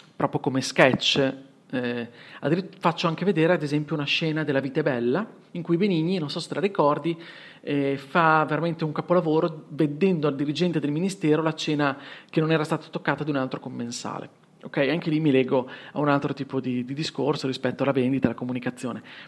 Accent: Bologna, Emilia-Romagna, Italy; accent: Bolognese S; ho un accento che non nascondo, e quindi la S bolognese te ne sarai accorto

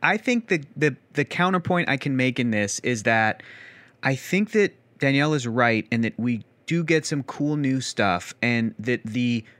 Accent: the South, United States; I was raised in the South, and we have manners, Yana.

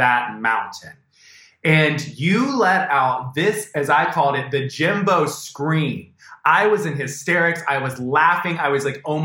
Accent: United States; I'm from America

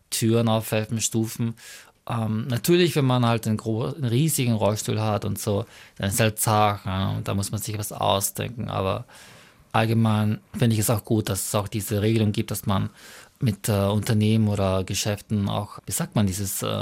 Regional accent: Mongolia; German is a second language; now in Austria; wie zum Beispiel äh, Mongolei, wo ich herkomme, die Sache ganz anders aussieht. Da würde ich halt mir sehr schwer tun. Aber in Österreich fühle ich mich eigentlich sehr wohl

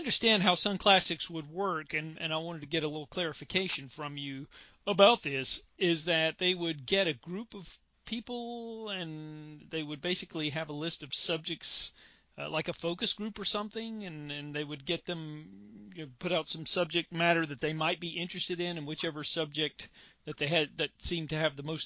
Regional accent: Charlotte, North Carolina, United States; I grew up in the Charlotte, North Carolina area

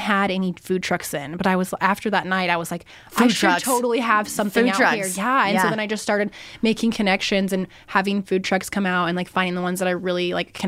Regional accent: Chicken Dinner Road, Idaho, United States; Cheyenne and I grew up on Chicken Dinner Road together, like on horses.

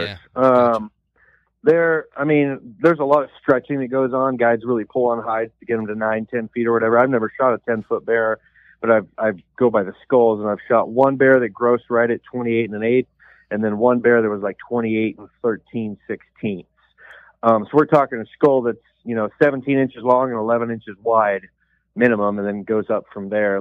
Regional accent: Post Falls, Idaho, United States; now in Alaska, United States; I was born and raised in Post Falls.

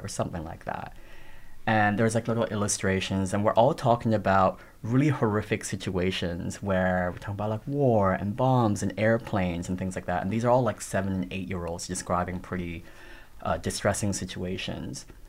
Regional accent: Toronto, Ontario, Canada; English is a second language; moved away as an adult; now in Australia; growing up in Toronto in the neighborhood that I grew up in, which was like a black and brown Tamil immigrant neighborhood.

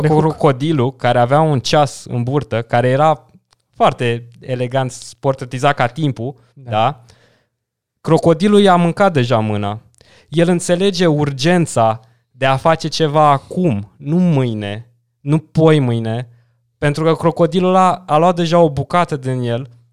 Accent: Dâmbovița County, Romania; m-am dus în județul de unde sunt eu, în Dâmbovița

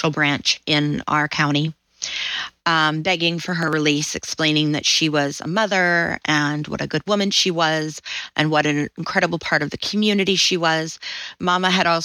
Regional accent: Southern, Southern United States, United States; accent: Southern; little me with my little Southern accent

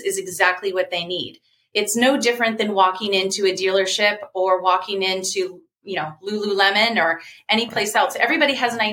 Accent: Folsom, California, United States; also born or lived in Sacramento; I was born in Sacramento, raised in Folsom.

